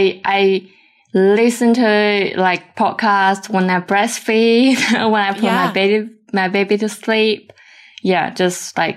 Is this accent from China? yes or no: yes; China; English is a second language; also born or lived in Australia; from China.